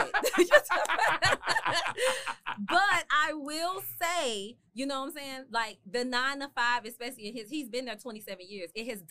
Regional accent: Memphis, Tennessee, United States; also born or lived in Miami; Yeah, but Memphis, I graduated from high school in Memphis.

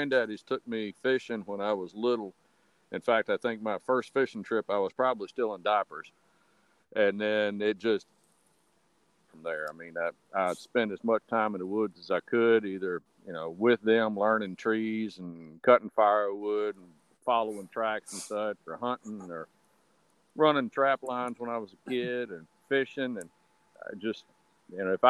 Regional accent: Nelson County, Virginia, United States; Virginia native, born and raised in Nelson County

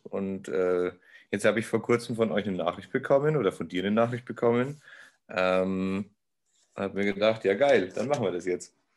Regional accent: Neumarkt in der Oberpfalz, Bavaria, Germany; also born or lived in Cologne; now in Munich, Germany; ich komme ursprünglich aus Neumarkt. Neumarkt in der Oberpfalz

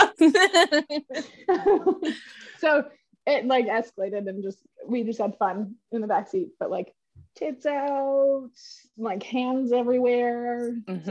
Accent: Duncan, British Columbia, Canada; I lived in like Duncan, Shawnigan Lake

